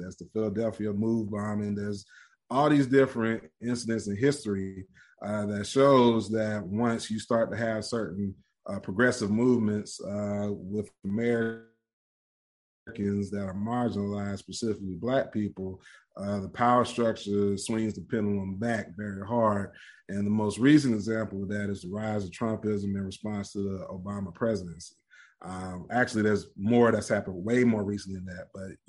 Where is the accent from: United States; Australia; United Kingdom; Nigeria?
Nigeria; Man, I'm Nigerian.